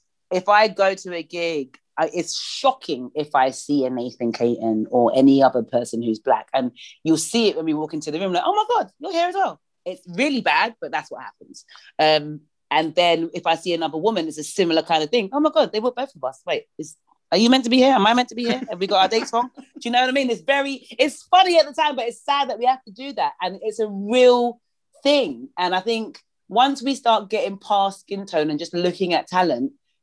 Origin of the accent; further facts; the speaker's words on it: London, United Kingdom; I'm from South London